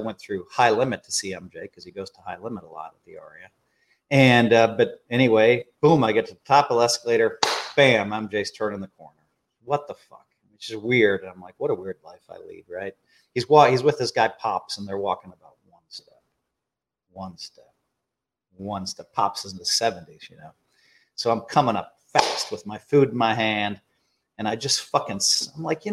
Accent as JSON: {"language": "English", "region": "Wisconsin", "country": "United States", "said": "I'm from Wisconsin"}